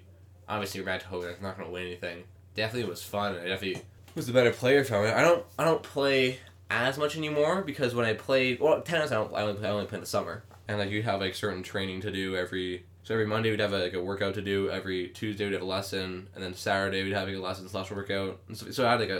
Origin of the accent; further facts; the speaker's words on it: Manitoba, Canada; I'm from Manitoba